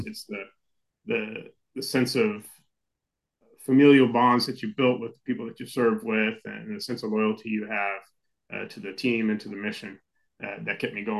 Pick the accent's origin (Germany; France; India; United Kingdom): Germany; now in United States; So I actually grew up as a military kid, similar to you, Brian, and my dad was Army, and I spent most of my life growing up in Germany.